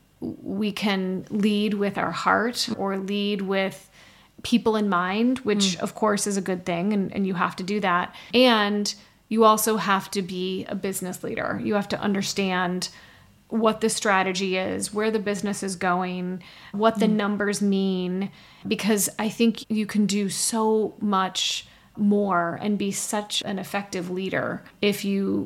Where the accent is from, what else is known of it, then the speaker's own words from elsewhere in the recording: Midwest, United States; I grew up in the Midwest